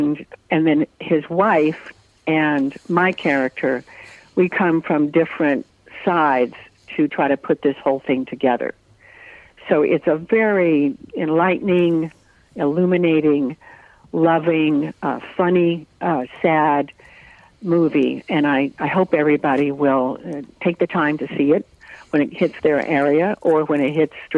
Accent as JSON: {"language": "English", "region": "North Carolina", "country": "United States", "tie": "born there", "said": "So we moved, and I was born in North Carolina, and we lived just all over like that from base to base in that part of the country."}